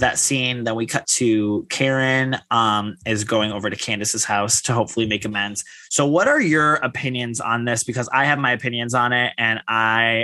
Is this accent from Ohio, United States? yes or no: yes; Ohio, United States; I'm from Ohio